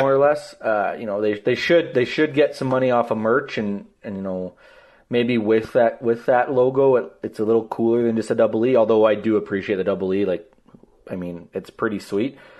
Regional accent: Lloydminster, Canada; growing up in Lloyd

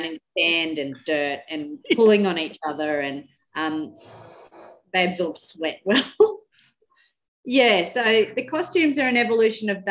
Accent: Winton, Queensland, Australia

